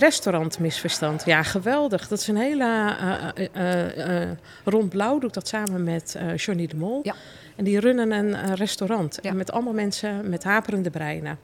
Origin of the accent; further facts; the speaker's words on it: Deventer, Overijssel, Netherlands; ik kom trouwens uit Deventer